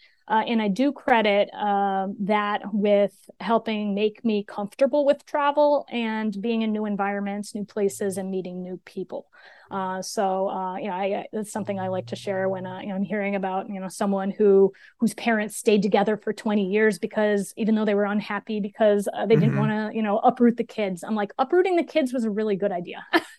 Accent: New York, United States; also born or lived in Pennsylvania; I grew up on the East Coast of the U.S. and moved around a lot to different places, mostly in rural upstate New York and Pennsylvania.

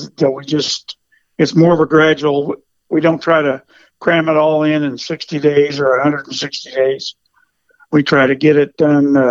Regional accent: Kansas City, United States; I'm actually from Kansas City. I grew up born and raised in Kansas City

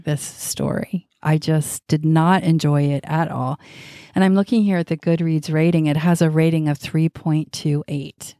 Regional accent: United States; we're American

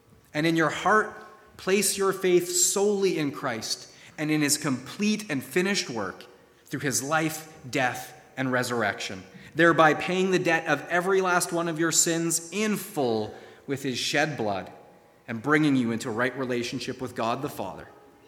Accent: Florida, United States; Even though I grew up in Florida and was around that tree regularly as a child, I couldn't recognize a grapefruit tree on my most citrus-informed day.

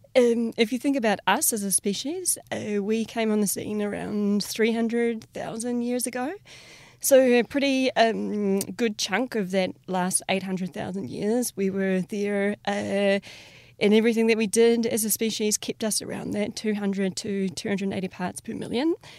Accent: New Zealand; growing up in Te Ao Māori

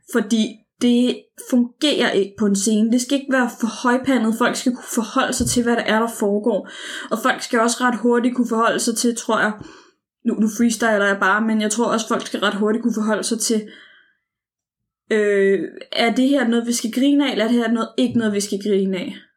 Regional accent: Copenhagen, Capital Region of Denmark, Denmark; jeg var en ung pige, og jeg var fra København og havde en anden dialekt.

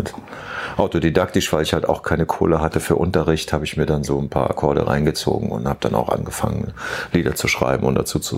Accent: Rhineland-Palatinate, Germany; Nee, ich bin aus der Eifel.

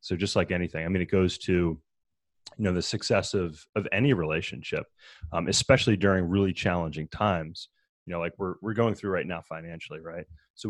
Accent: Maryland, United States; So I grew up in Maryland. I started racing bikes when I was 14 years old

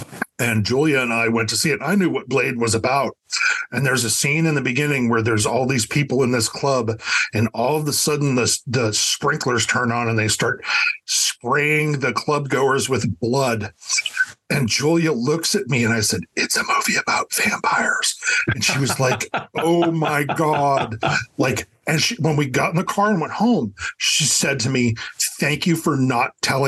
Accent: Edinboro, Pennsylvania, United States; also born or lived in Davenport, Iowa; now in Erie, United States; And I'm located in Erie, PA. Jim is in Pittsburgh, but we grew up in Edinburgh. Well, Davenport, Iowa, and Edinburgh.

